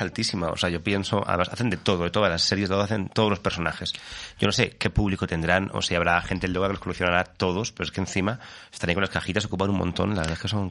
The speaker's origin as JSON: {"language": "Spanish", "town": "Alicante", "region": "Valencian Community", "country": "Spain", "also_born_or_lived": "Fuenlabrada", "moved": "yes", "said": "Y yo soy alicantino"}